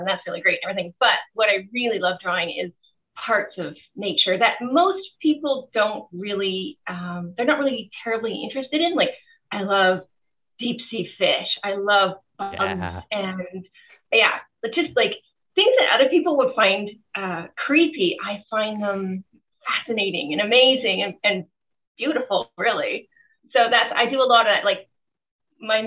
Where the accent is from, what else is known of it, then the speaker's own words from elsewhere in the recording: Surrey, British Columbia, Canada; I grew up in Wally, BC, which is, you know, it's a nice area.